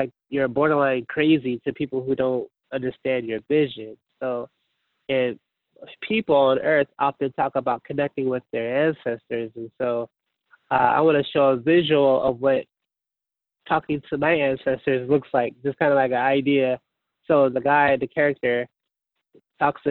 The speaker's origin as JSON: {"language": "English", "town": "Portland", "region": "Oregon", "country": "United States", "tie": "born or raised there", "said": "I'm from Portland, Oregon, born and raised"}